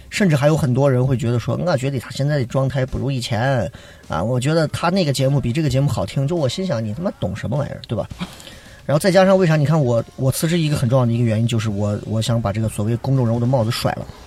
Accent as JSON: {"language": "Chinese", "region": "Shaanxi", "country": "China", "said": "我们陕西一句方言叫练得很"}